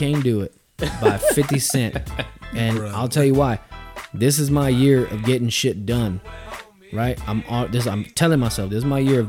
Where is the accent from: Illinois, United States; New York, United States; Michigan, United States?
New York, United States; Queens; I'm from Southside Jamaica, Queens.